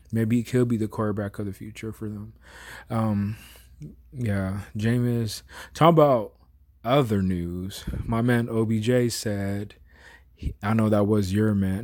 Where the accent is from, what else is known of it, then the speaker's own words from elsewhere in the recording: Bay Area, California, United States; I'm from the Bay Area, so we always like that nice little breeze with the ocean that kicks